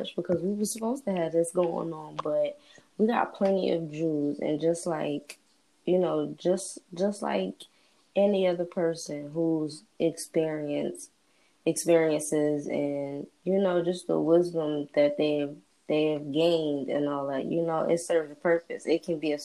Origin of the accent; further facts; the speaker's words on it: New Jersey, United States; I'm from Jersey